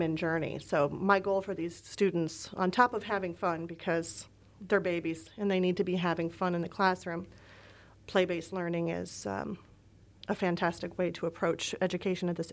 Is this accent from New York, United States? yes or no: yes; Port Jervis, New York, United States; moved away; I've been used to growing up in the tri-state region